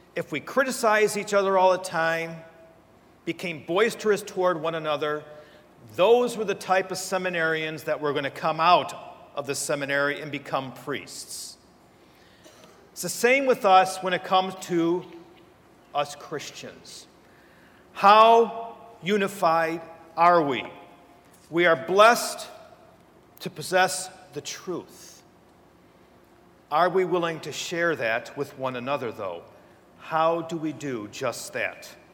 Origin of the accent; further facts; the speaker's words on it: between Ann Arbor and Detroit, Michigan, United States; moved away as an adult; now in Steubenville, United States; I come from Michigan. Uh, between Ann Arbor and Detroit, actually, is where I grew up.